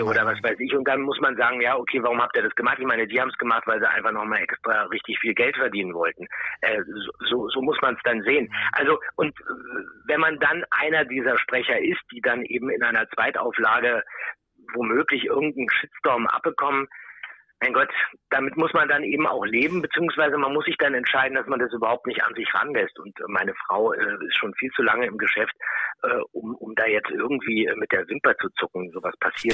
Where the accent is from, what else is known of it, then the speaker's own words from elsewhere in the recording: Berlin, Germany; ich komme auch aus Berlin